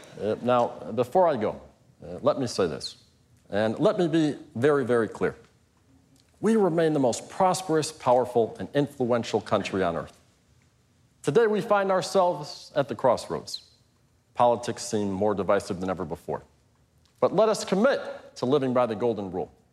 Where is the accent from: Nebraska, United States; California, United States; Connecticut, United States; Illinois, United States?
Illinois, United States; Chicago; I'm from Chicago